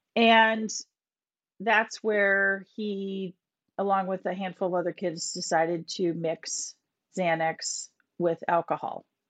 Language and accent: English; Minnetonka, Minnesota, United States; moved away as an adult; also born or lived in Boston; now in Winchester, United States; I grew up in Minnesota, Minnetonka, Minnesota. Moved to Boston, um, after college